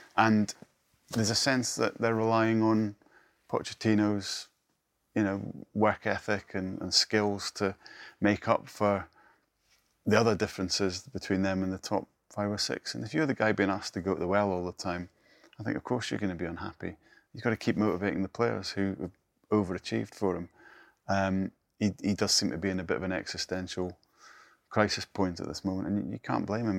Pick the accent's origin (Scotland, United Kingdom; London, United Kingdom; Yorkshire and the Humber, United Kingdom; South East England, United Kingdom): Scotland, United Kingdom; northeast of; I grew up in the northeast of Scotland